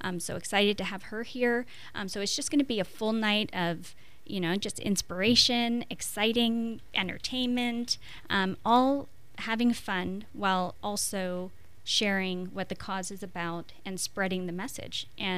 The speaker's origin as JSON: {"language": "English", "region": "Quebec", "country": "Canada", "first_language": "French", "second_language": "English", "said": "So I'm from the French part of Canada, so I have, you know, je parle français."}